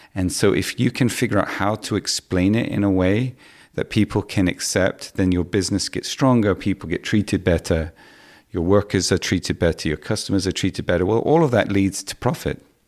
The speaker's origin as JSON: {"language": "English", "country": "Hong Kong", "tie": "born or raised there", "said": "I grew up in Hong Kong"}